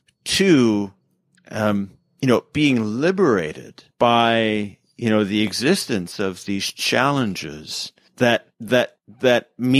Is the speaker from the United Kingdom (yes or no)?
no; Canada; I can't run for president because I'm Canadian